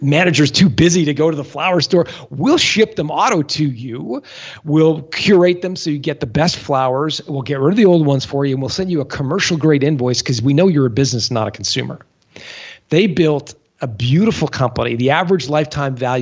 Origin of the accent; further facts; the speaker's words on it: Canada; as a Canadian, I'm used to the cold